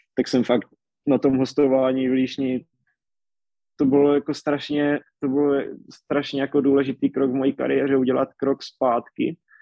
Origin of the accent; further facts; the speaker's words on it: Czechia; já jsem tam zůstal jako jediný Čech